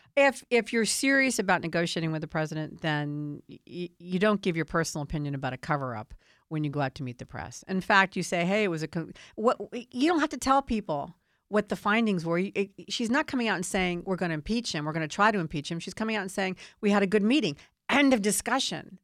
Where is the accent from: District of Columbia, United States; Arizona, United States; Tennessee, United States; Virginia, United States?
District of Columbia, United States; Washington; I grew up in Washington, D C. I've seen it my whole life.